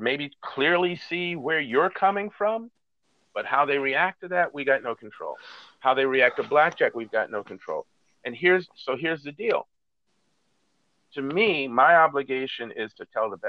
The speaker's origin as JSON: {"language": "English", "country": "United States", "said": "I am seen as the American"}